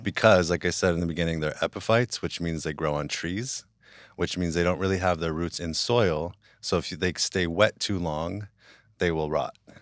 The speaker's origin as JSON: {"language": "English", "town": "West Hollywood", "region": "California", "country": "United States", "tie": "born or raised there", "also_born_or_lived": "Hawaii", "said": "I grew up in West Hollywood"}